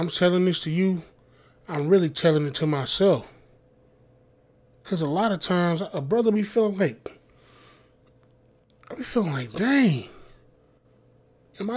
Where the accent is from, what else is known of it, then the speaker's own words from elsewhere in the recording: the South, United States; I grew up in the South